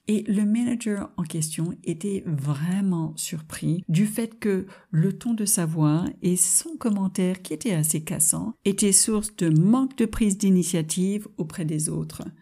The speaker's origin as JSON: {"language": "French", "country": "United States", "second_language": "French", "moved": "as an adult", "lives_now": "France", "said": "en tant qu'américaine qui est venue s'installer en France."}